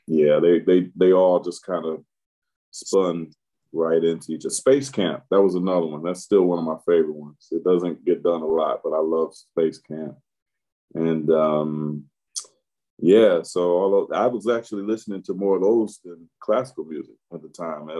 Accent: Detroit, Michigan, United States; I was born in Detroit, Michigan. Um, first eight years on the uh, southwest side, then um, maybe when I was your age to a little to maybe college, northwest side of Detroit

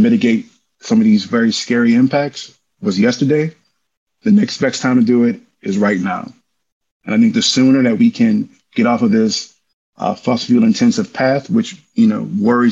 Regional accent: Cancer Alley, Louisiana, United States; from Louisiana, I'm from Cancer Alley

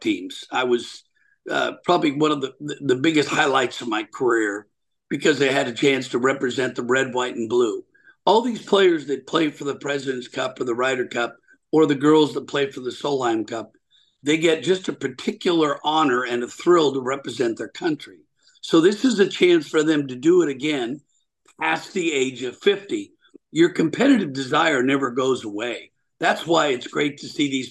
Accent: Portland, Oregon, United States; I'm from Portland, Oregon, originally

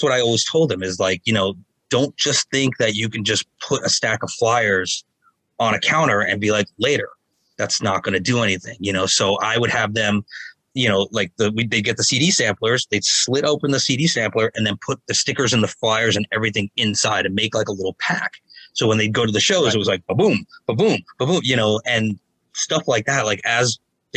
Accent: New Jersey, United States; I'm an Indian metalhead from New Jersey

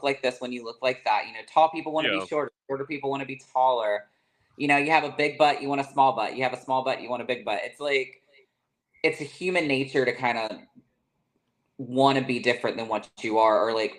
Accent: the South, United States; Whereas, like growing up in the South, there's a lot less people, so it's easier to kind of weed out the different types.

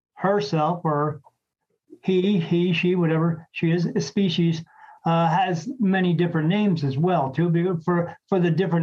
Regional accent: National Park, New Jersey, United States; moved away; I was actually from South Jersey, a little town called National Park, right across from the, right at the Delaware River, across from Philadelphia.

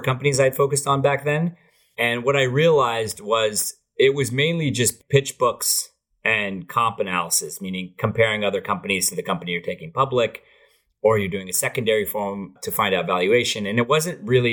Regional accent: Saratoga, California, United States; also born or lived in Berkeley, California / Mumbai, India; I was born and raised in Saratoga

